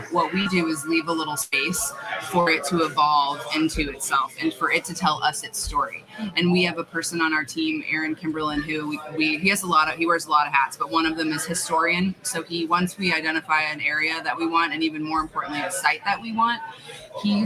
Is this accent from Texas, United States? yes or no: yes; San Antonio, Texas, United States; now in Phoenix, United States; I'm a Texan. I was born in San Antonio